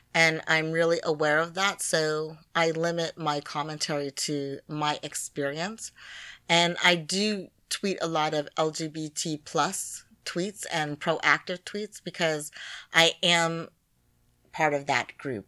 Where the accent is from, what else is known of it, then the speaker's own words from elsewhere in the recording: United States; being a black woman from America